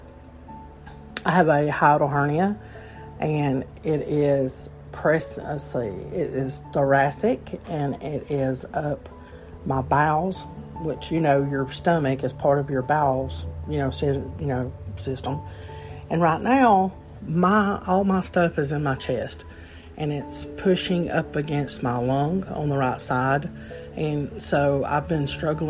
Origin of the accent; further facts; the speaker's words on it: Alabama, United States; I'm from Alabama, a small state